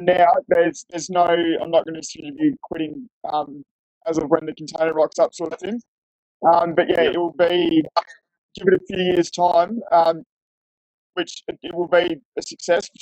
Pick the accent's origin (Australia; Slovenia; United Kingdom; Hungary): Australia; Fremantle, Western Australia; moved away as an adult; also born or lived in Perth; now in Tasmania, Australia; I'm from Fremantle